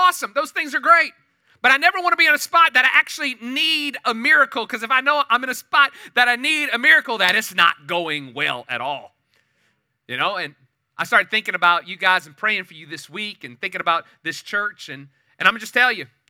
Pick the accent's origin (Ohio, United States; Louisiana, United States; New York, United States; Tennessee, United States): Louisiana, United States; New Orleans; moved away as an adult; now in Katy, United States; I was born and raised in New Orleans area till I was about 39 years old